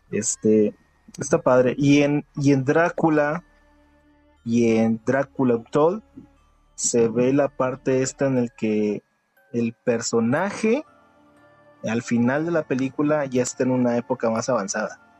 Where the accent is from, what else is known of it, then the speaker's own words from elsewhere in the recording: Uruguay; soy de Uruguay.